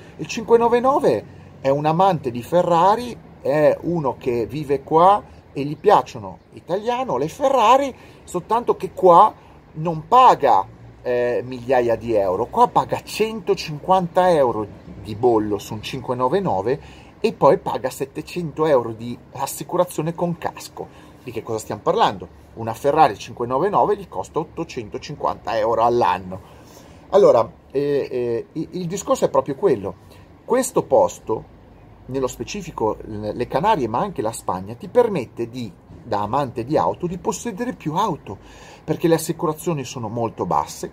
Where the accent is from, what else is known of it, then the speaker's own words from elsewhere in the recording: Milan, Lombardy, Italy; moved away as an adult; now in Tenerife, Spain; Io sono di Milano